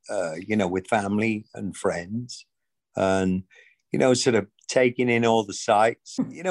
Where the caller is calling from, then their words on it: Tysons Corner, Virginia, United States; I'm actually at Tyson's Corner um, in the DC area.